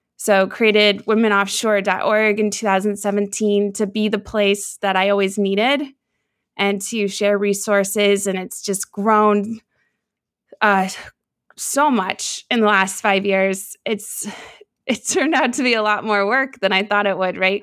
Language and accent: English; Seattle, Washington, United States; I grew up in Seattle, Washington